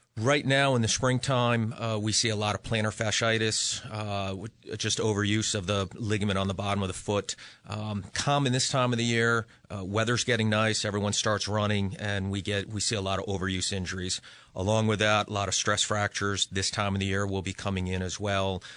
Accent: Western Massachusetts, United States; now in Connecticut, United States; I'm originally from Western Mass

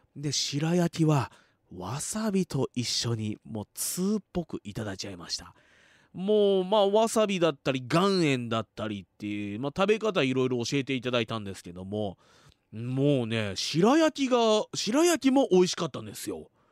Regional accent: Fuji, Shizuoka, Japan; 生まれも育ちも静岡県富士市

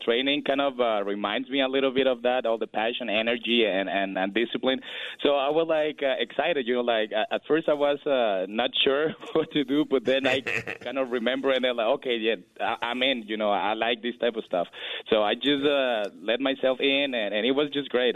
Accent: Mexico; moved away as an adult; now in United States; I lived in Mexico until I was 24

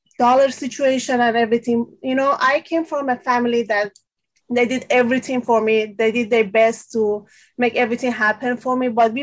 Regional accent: Tehran, Tehran Province, Iran; English is a second language; moved away as an adult; now in Savannah, United States; I'm from Tehran, Iran. I born and raised in Tehran in Iran

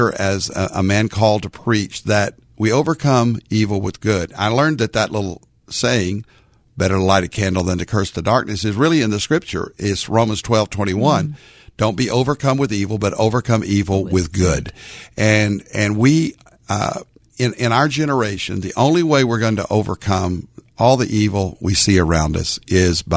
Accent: Arkansas, United States; now in Dallas-Fort Worth, United States; I am a little Baptist boy growing up in Arkansas

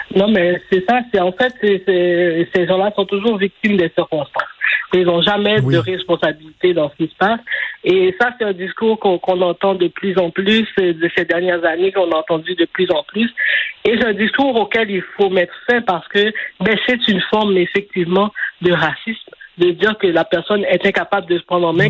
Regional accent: Montreal, Quebec, Canada; j'ai grandi à Saint-Michel, j'ai vécu là jusqu'en 2012

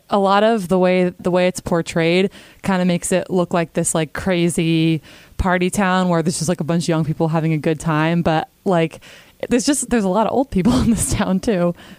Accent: Connecticut, United States; moved away as an adult; also born or lived in Boston, Massachusetts; now in Sarasota, United States; Yeah, so I grew up in Connecticut. I was there till I was 18, and then I went to Boston for 8 years. So, you know, New England person. And yeah, I came here, like I said, over last summer.

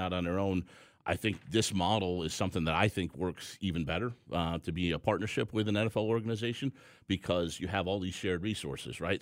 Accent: Chicago, Illinois, United States; moved away as an adult; now in Atlanta, United States; I grew up in Chicago

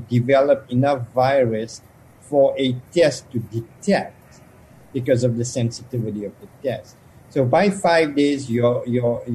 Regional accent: South Africa; moved away; I grew up in South Africa

